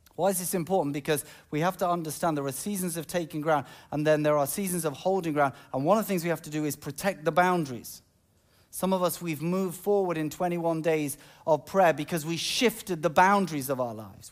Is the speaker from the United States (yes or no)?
no; United Kingdom; I'm British